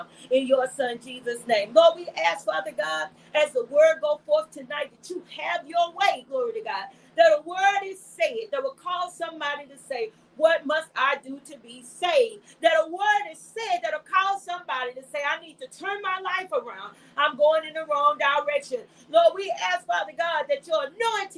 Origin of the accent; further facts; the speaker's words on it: Atlanta, Texas, United States; a taste of my hometown